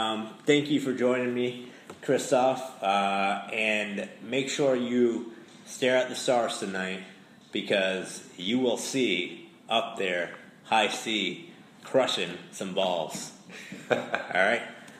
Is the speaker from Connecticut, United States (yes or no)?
yes; Hartford, Connecticut, United States; I was born and raised in Hartford.